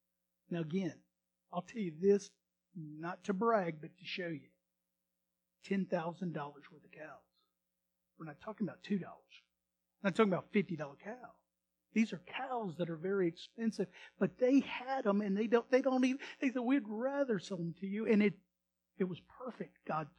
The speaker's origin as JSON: {"language": "English", "region": "Texas", "country": "United States", "said": "anyway, we're ranchers, cowboys. Always love going out of the area, and we're from Texas."}